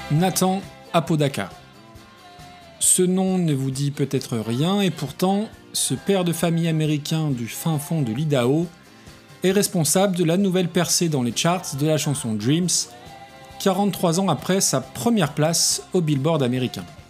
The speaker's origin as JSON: {"language": "French", "country": "France", "said": "chez nous en France"}